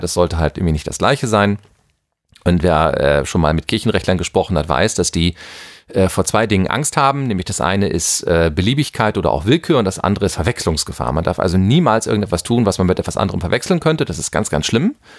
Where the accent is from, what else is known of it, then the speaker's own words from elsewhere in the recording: Germany; bei uns in Deutschland